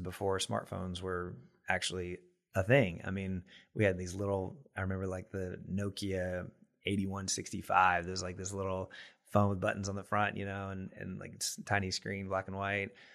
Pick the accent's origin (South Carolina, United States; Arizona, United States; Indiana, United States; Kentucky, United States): Kentucky, United States; Mannsville; also born or lived in Danville, Kentucky; I'm from Kentucky originally. Um, from kind of a small town in Taylor County, Kentucky, a little town, Mansville